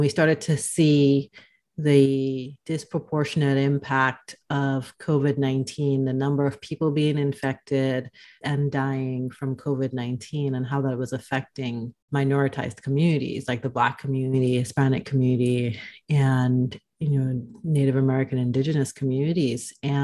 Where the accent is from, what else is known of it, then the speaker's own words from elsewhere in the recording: Dominica; now in Omaha, United States; I am originally from the Caribbean, born on the island of Dominica, but I've been living in Omaha for the last 4+ years or so